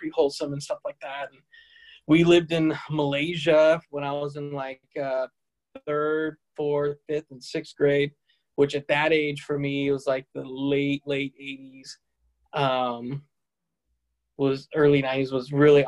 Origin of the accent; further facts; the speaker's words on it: Tempe, Arizona, United States; also born or lived in Salt Lake City, Utah / France; I was born in Salt Lake City, but my parents are not members. And when I was young, we didn't stay in Salt Lake long. We moved to France. And then when I was about 3 or 4, we moved to Tempe, Arizona